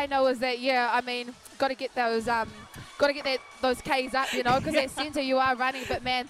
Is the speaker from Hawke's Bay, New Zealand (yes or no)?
no; Wellington, New Zealand; now in Auckland, New Zealand; that's my hometown. I get to, you know, although we would love to be out here representing South Auckland, we'll be representing from afar. And for me, it'll be awesome to have all my whānau in Wellington.